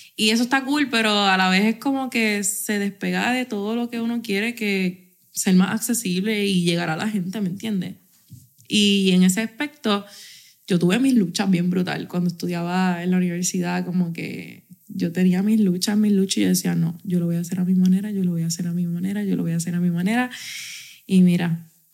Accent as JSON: {"language": "Spanish", "country": "Puerto Rico", "said": "aquí somos boricuas y nos entendemos hablando rey y habichuela"}